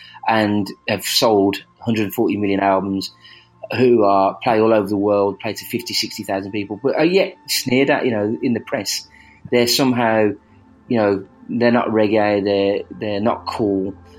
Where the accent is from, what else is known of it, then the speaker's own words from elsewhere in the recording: Birmingham, West Midlands, United Kingdom; accent: Birmingham; We are a class based country, and the Birmingham accent